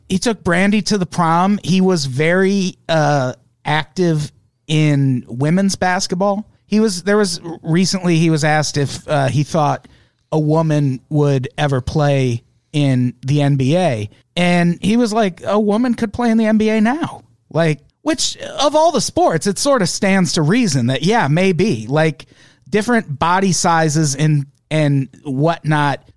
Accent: Illinois, United States; moved away; I grew up in Illinois

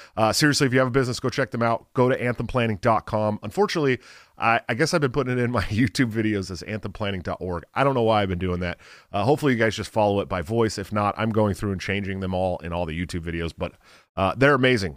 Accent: Bay Area, California, United States; moved away as an adult; I grew up in the Bay Area

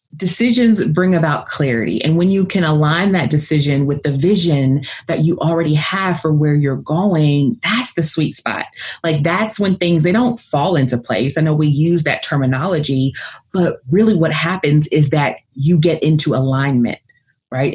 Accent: Nashville, Tennessee, United States; I'm from the South, I'm from Nashville, Tennessee, but I talk fast

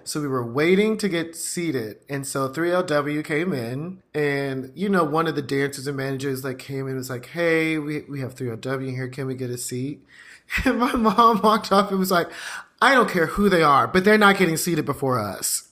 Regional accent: the South, United States; down in the South

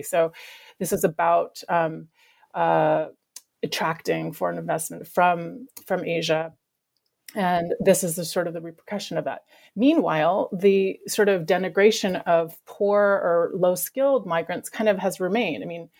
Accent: British Columbia, Canada; where I grew up in Vancouver Island

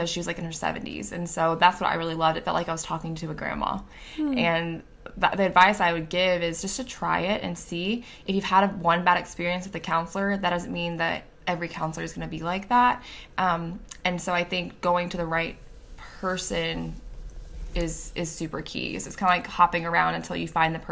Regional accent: Tennessee, United States; I'm from Tennessee

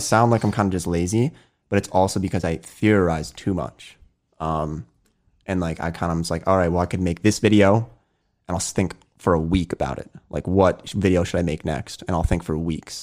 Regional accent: Pennsylvania, United States; I'm born and raised in Pennsylvania, so uh, I have my hometown friends

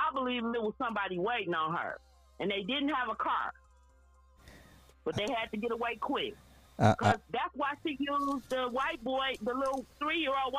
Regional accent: Detroit, Michigan, United States; I'm from Detroit

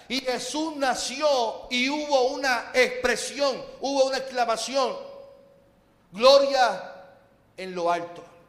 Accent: Puerto Rico; vivimos como puertorriqueños

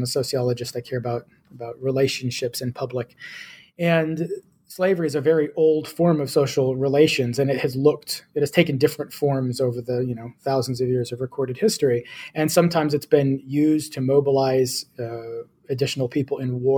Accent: United States; my home country, the United States

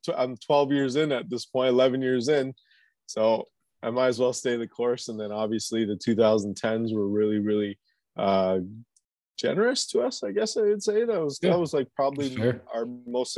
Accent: Canada; I'm like a Canadian kid with like no real ties to the South

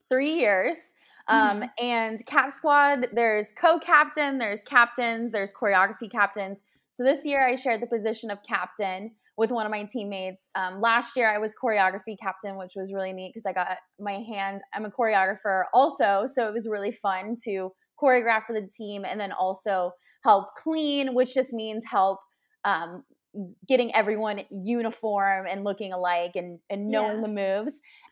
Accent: Kentucky, United States; I was coming from out of state. I was coming from Kentucky. I moved mm-hmm. to the East Coast.

